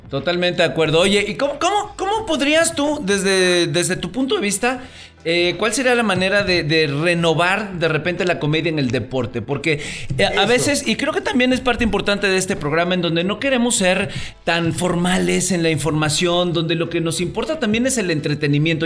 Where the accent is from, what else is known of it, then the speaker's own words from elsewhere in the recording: Alvarado, Veracruz, Mexico; allá por mi pueblo había muchísimo tiburón